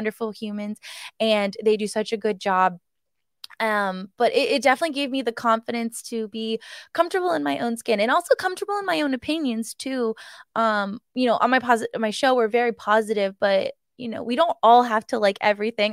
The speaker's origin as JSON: {"language": "English", "region": "East Coast", "country": "United States", "tie": "born or raised there", "said": "growing up on the East Coast"}